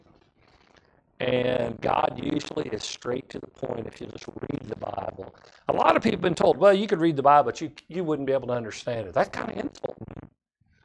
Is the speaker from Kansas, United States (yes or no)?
yes; Kansas, United States; I grew up in Kansas